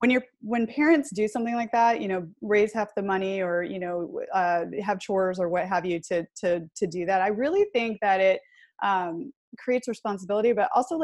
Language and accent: English; Michigan, United States; I grew up in Michigan, actually, so we had a 10-cent deposit on bottles